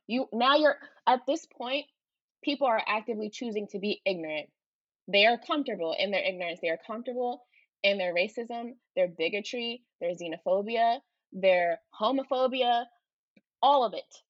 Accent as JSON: {"language": "English", "town": "Philadelphia", "region": "Pennsylvania", "country": "United States", "tie": "born or raised there", "said": "me growing up in Philly"}